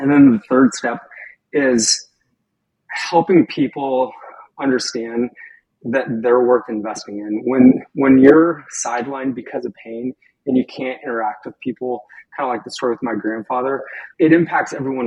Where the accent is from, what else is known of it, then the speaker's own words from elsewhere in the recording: Skagit Valley, Washington, United States; I grew up in Skagit Valley